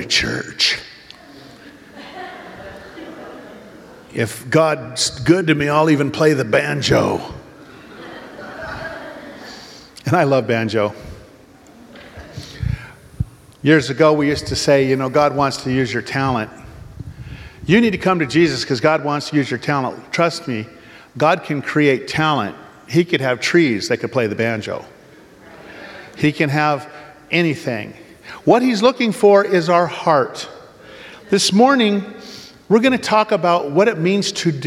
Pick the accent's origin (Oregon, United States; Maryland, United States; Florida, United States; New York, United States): Oregon, United States; we're from Oregon